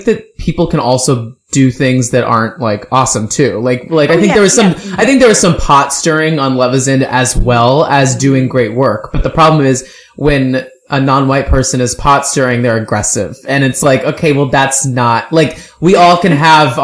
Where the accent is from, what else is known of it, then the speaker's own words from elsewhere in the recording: Dallas, Texas, United States; … and I grew up in the Dallas Metroplex